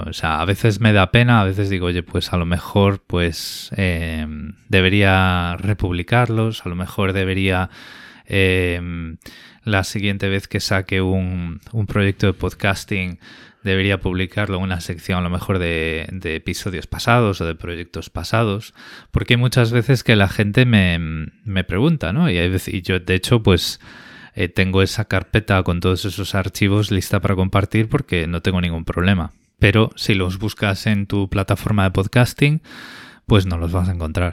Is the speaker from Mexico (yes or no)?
no; Spain; moved away as an adult; now in Australia; conservando la española